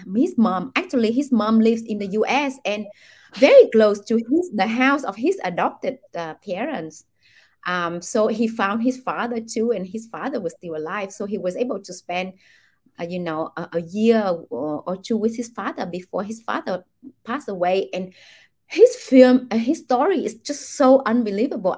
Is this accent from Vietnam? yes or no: yes; Vietnam; I grew up in Vietnam